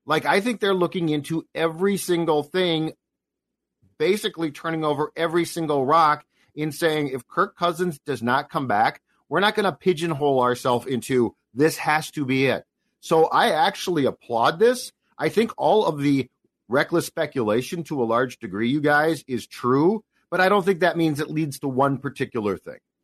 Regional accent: Los Angeles, California, United States; I was born in Hollywood

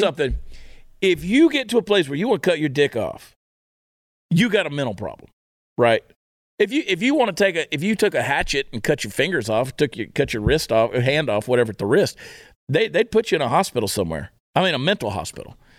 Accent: United States; as an American

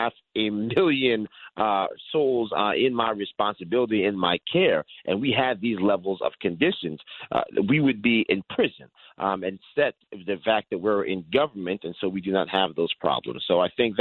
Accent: Yonkers, New York, United States; I was born in Yonkers, New York, a lifelong New Yorker

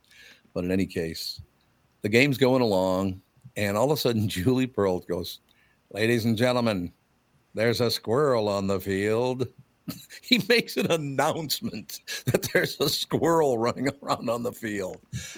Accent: Minnesota, United States; being a Minnesotan at 9 years

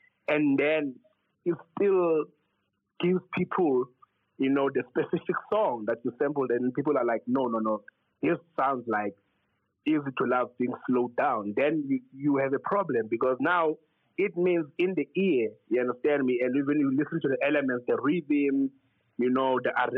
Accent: South Africa; As South Africans

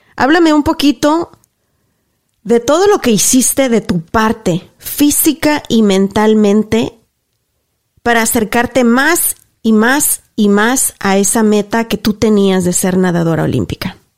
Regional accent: Mexico; yo soy de México también, y yo soy de un pueblo donde no tenía ni para comer

